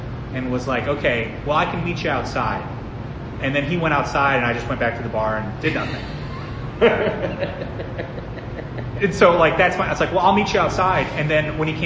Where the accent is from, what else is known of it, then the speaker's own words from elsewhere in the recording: Nebraska, United States; moved away; I grew up in Nebraska